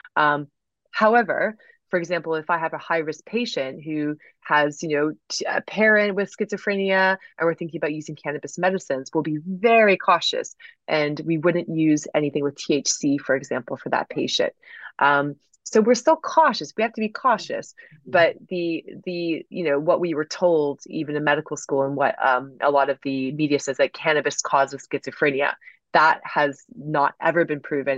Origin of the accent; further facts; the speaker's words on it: United States; growing up in the States